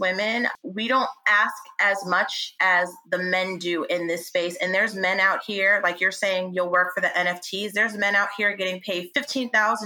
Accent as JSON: {"language": "English", "region": "New York", "country": "United States", "tie": "born or raised there", "also_born_or_lived": "Yonkers, New York", "said": "I'm from New York. I was born and raised in New York"}